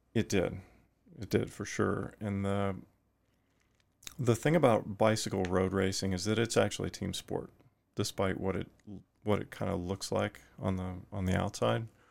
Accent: Fort Worth, Texas, United States; also born or lived in Effingham, Illinois; eventually early in life, moved to Fort Worth, Texas, and that's where I spent my, my time growing up

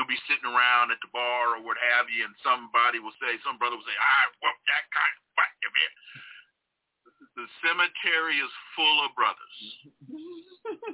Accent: California, United States; I'm from California

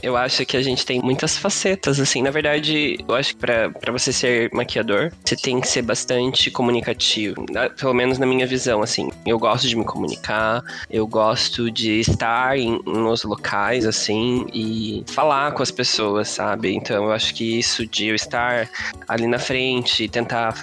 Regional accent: interior of São Paulo, Brazil; moved away as an adult; also born or lived in Curitiba; eu sou do interior de São Paulo

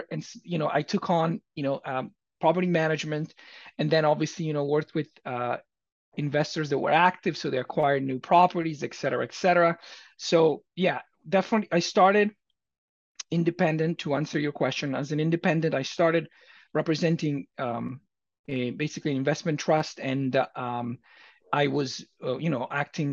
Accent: Italy; moved away as an adult; now in Los Angeles, United States; I was born and raised in Italy. I came to the United States when I was 18

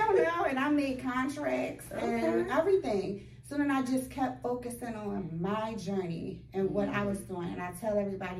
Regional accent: Baltimore, Maryland, United States; So, but we're both from Baltimore.

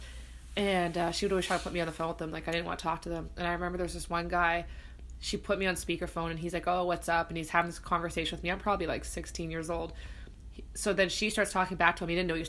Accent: Canada; I'm from here

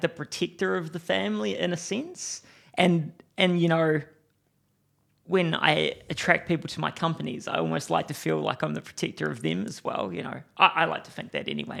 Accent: Timaru, Canterbury, New Zealand; I grew up in Timaru

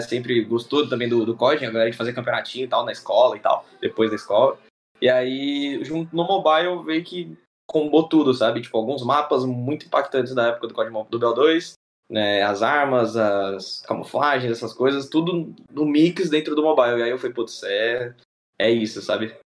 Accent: Diadema, São Paulo, Brazil; Eu sou de Diadema

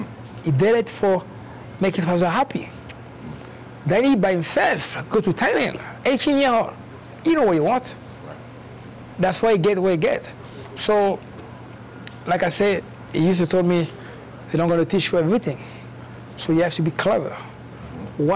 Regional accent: France; moved away as an adult; also born or lived in Cameroon; now in Atlanta, United States; I grew up in France, originally born in Cameroon

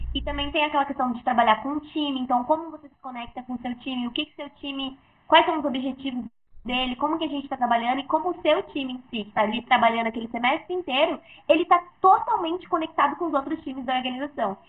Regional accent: interior of São Paulo, Brazil; eu sou aqui do, interior de São Paulo

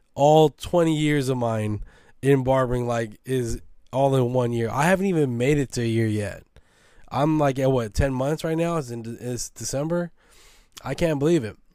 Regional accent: San Francisco, California, United States; I'm from Baby Hunter's Point

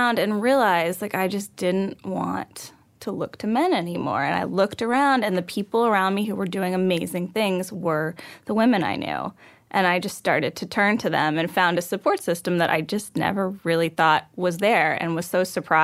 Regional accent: Texas, United States; I was raised in Texas

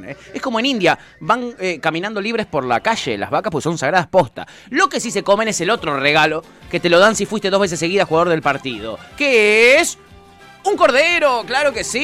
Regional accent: Argentina; Nosotros somos de Argentina

